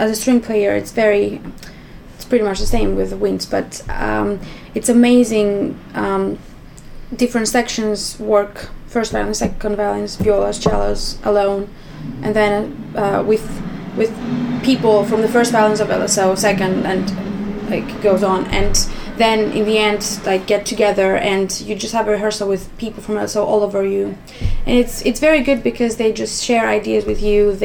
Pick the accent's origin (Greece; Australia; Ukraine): Greece; moved away as an adult; now in London, United Kingdom; I'm also from Greece